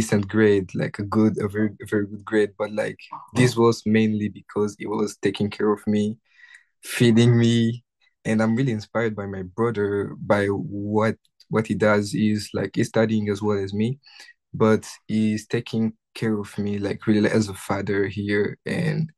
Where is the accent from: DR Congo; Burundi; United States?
DR Congo; Kinshasa; English is a second language; moved away as an adult; now in Ottawa, Canada; I grew up in the city of Kinshasa